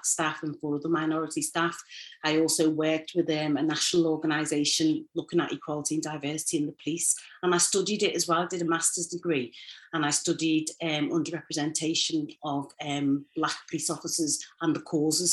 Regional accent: Liverpool, North West England, United Kingdom; I grew up in Toxteth, a single parent family

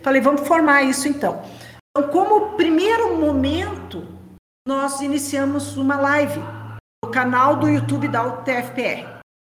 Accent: Brazil; sou do Brasil

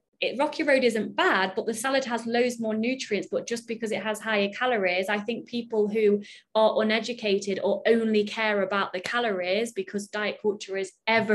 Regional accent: United Kingdom; I'm British

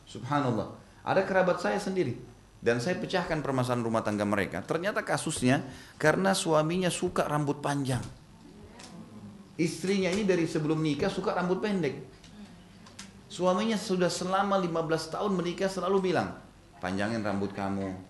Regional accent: Makassar, South Sulawesi, Indonesia; Di Makassar, karena saya dari Makassar, ada Kebiasaan orang Makassar, Bugis Makassar tuh kalau buat sayur dari kacang hijau.

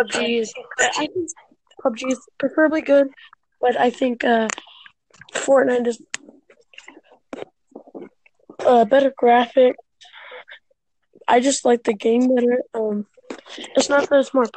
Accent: Texas, United States; I'm from Texas, America

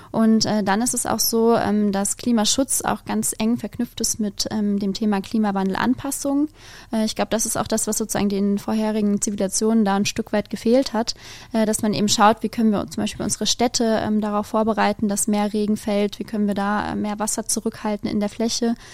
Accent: Biblis, Hesse, Germany; Ich bin aufgewachsen in der Nähe von Biblis

